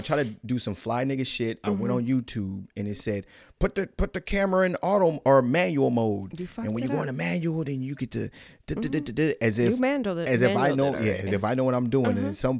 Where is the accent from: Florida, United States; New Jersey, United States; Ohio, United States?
Ohio, United States; Cleveland; I'm a nigga from Cleveland.